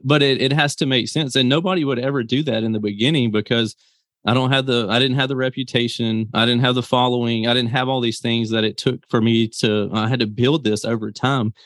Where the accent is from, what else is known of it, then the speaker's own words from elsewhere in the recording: Mississippi, United States; I come from Mississippi